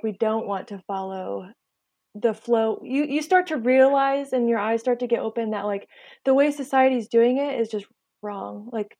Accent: West Coast, United States; and I'm born and raised on the West Coast.

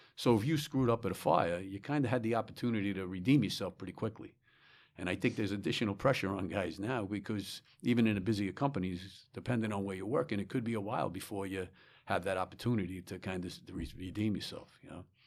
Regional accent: Smithtown, New York, United States; also born or lived in Bronx, New York; I was born in the Bronx, and shortly, uh, thereafter, maybe when I was young, we moved out to Long Island, to Smithtown, Long Island

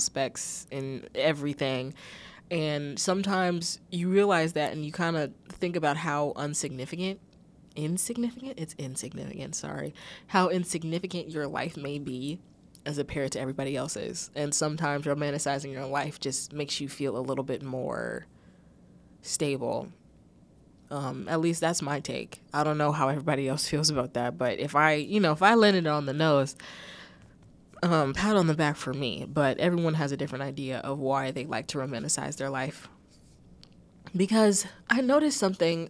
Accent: United States; I'm American

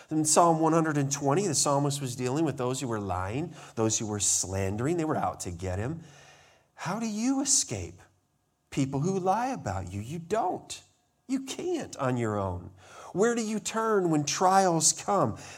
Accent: Montana, United States; I remember growing up in Montana, there was a place on a tour that we were

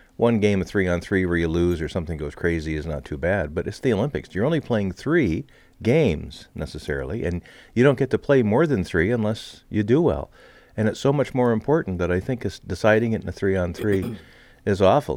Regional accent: Canada; I'm Canadian

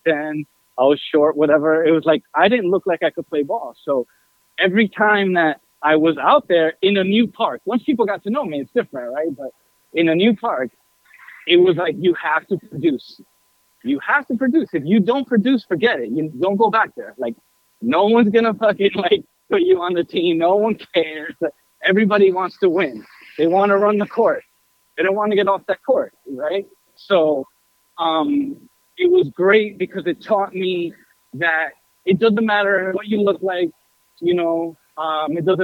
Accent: New York City, New York, United States; I grew up in Queens

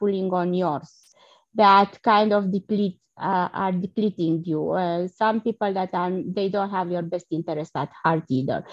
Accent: Romania; moved away; I'm originally from Romania

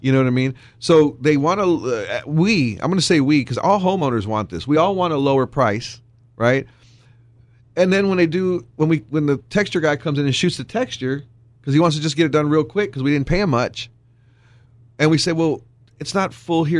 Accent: Wisconsin, United States; now in Texas, United States; Growing up in Wisconsin

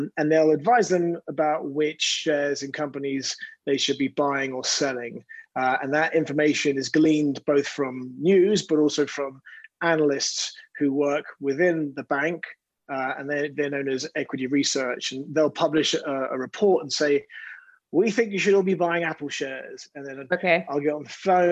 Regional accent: London, United Kingdom; moved away as an adult; now in New York, United States; I grew up in West London

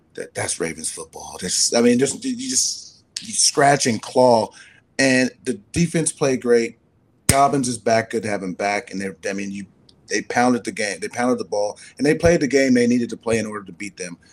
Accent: California, United States; my home state, California

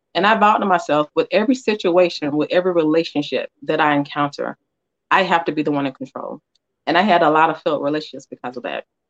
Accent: Atlanta, Georgia, United States; I'm from Atlanta or Georgia Peach

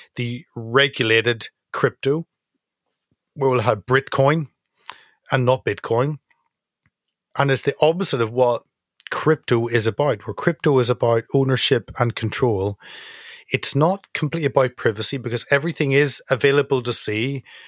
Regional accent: Northern Ireland, United Kingdom; as someone from Northern Ireland, 'cause I'm not English

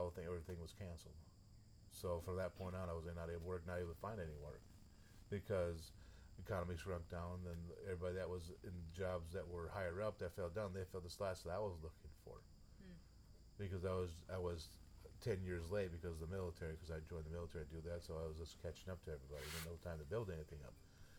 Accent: Midwest, United States; accent: northern; region up around Minnesota, Wisconsin, Iowa, South Dakota, North Dakota, Minnesota. That's where my northern accent comes out at. I say Minnesota.

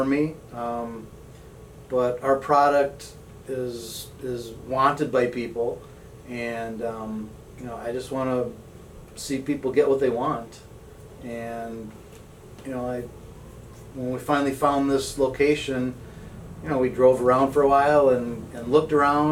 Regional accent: St. Paul, Minnesota, United States; I am from St. Paul, local boy

